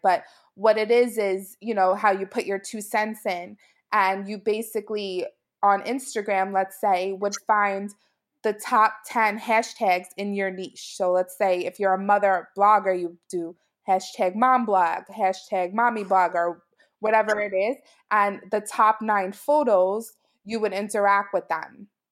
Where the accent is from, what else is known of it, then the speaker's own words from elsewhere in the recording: New York City, New York, United States; also born or lived in central New Jersey; now in New Jersey, United States; I'm from Brooklyn, New York originally, and now I live in central New Jersey